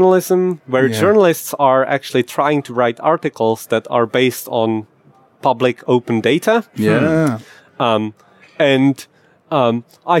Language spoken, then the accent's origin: English; Czechia; I'm from Czech Republic